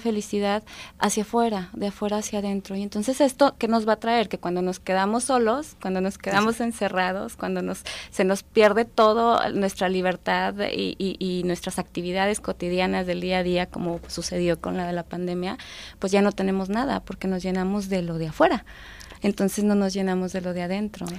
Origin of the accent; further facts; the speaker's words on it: Durango, Mexico; Yo soy de Durango, de allá vengo